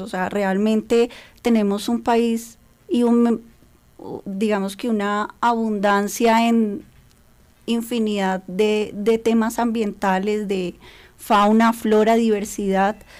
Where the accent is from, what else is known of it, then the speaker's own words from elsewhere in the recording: Colombia; como colombianos